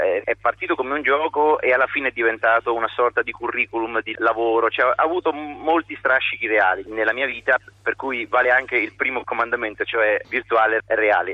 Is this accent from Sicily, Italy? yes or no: no; Foligno, Umbria, Italy; sono Umbro di Foligno